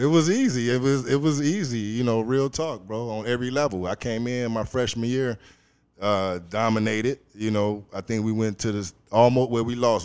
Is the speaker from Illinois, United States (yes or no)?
yes; Chicago, Illinois, United States; moved away as an adult; now in Los Angeles, United States; I'm originally from Chicago, Illinois. Um, you know, grew up there my whole life